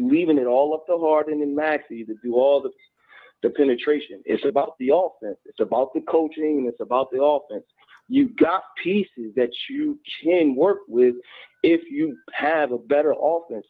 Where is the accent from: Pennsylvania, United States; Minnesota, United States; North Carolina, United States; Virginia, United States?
Pennsylvania, United States; Philadelphia; now in Kentucky, United States; I'm calling from Kentucky, but I was raised and brought up in Philadelphia